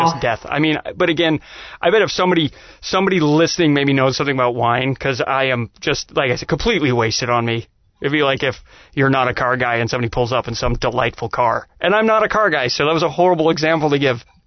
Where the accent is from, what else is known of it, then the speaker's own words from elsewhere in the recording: Utah, United States; now in Georgia, United States; I grew up in Utah, and my dad was a musician